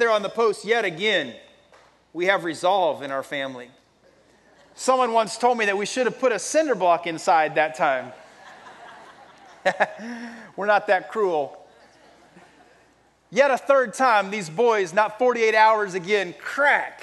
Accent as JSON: {"language": "English", "region": "Texas", "country": "United States", "tie": "born or raised there", "said": "I grew up in Texas"}